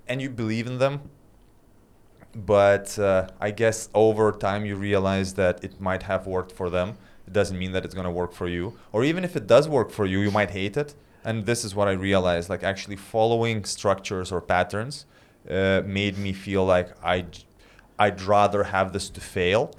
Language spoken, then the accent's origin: English; Lithuania; moved away as an adult; also born or lived in London; I was back in Lithuania and when you're living in a small town, Well, not a small town, but, like, my hometown is, like, three hundred thousand people.